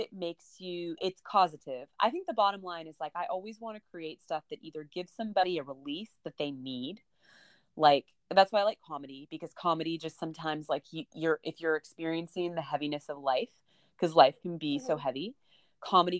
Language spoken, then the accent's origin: English; United States; as an American